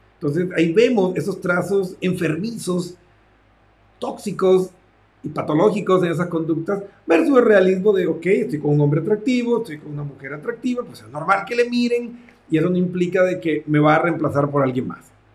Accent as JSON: {"language": "Spanish", "country": "Colombia", "tie": "born or raised there", "also_born_or_lived": "Mexico", "moved": "yes", "said": "estudié en mi tierra natal, Colombia"}